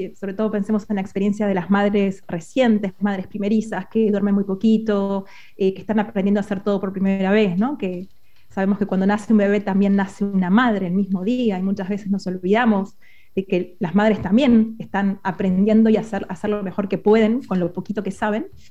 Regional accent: Argentina; moved away as an adult; now in Spain; soy argentina y me mudé hace un año a España con mi familia

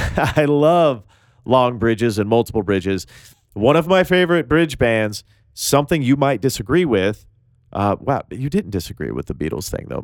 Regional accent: Tennessee, United States; I'm from Tennessee

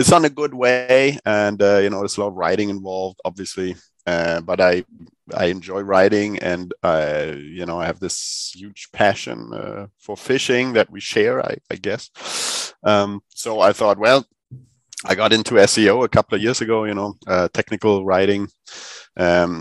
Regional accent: Berlin, Germany; also born or lived in southern Sweden; now in Sweden; I come from Berlin in Germany

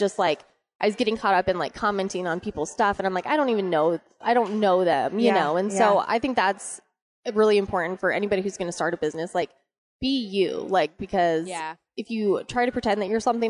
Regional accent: Arizona, United States; I was born and raised in Arizona

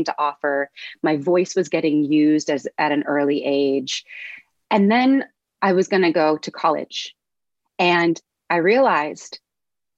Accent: Los Angeles, California, United States; I grew up in Los Angeles

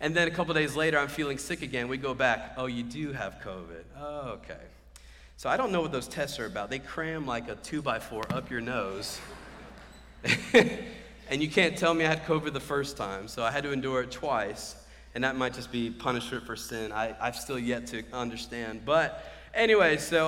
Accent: Cary, North Carolina, United States; I'm from Cary, so I'm more this area

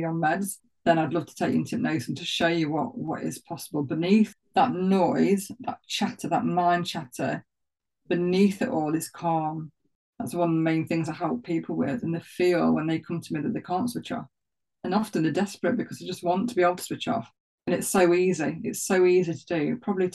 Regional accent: Nottinghamshire, East Midlands, United Kingdom; accent: Notts; And there I was with my knots accent. So I live around 3 miles from Sherwood Forest.

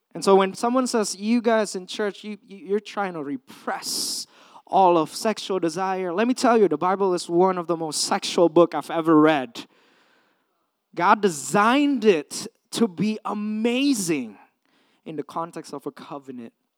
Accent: Indonesia; also born or lived in California, United States; now in United States; I came from Indonesia, third world country, grew up in a communal setting

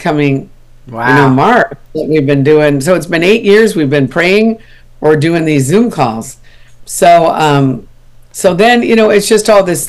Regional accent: Minnesota, United States; also born or lived in Texas; now in California, United States; I'm from Minnesota originally

